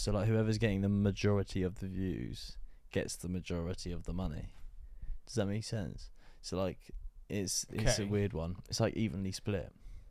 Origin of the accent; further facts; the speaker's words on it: Luton, East of England, United Kingdom; I am from Luton.